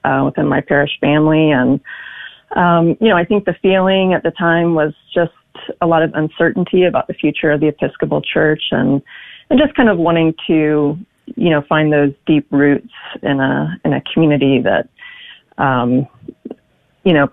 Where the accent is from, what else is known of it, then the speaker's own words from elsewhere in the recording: Texas, United States; now in Connecticut, United States; growing up in Texas